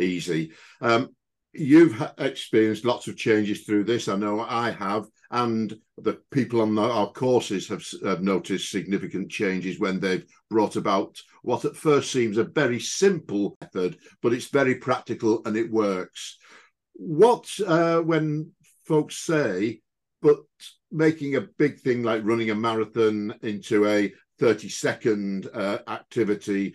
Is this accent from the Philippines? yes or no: no; United Kingdom; as British folks